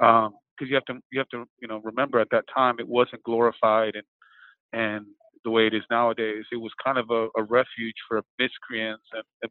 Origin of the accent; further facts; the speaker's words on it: New York City, New York, United States; And then growing up in New York City and growing up in a restaurant household